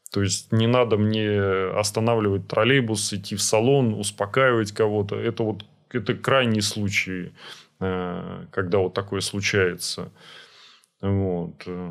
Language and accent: Russian; Saint Petersburg, Russia; Я вот вырос на Петроградце, в Петроградском районе